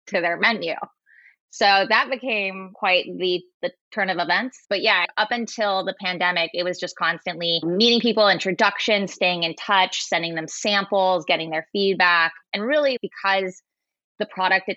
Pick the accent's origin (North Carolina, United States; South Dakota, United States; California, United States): California, United States; Bay Area; I grew up in the Bay Area.